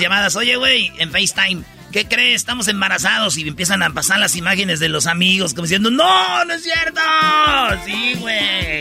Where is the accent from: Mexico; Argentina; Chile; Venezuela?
Mexico; soy mexicano